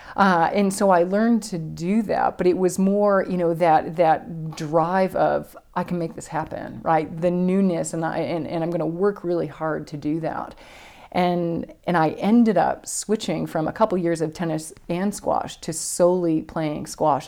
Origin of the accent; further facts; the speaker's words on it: Buffalo, New York, United States; I grew up in Buffalo, New York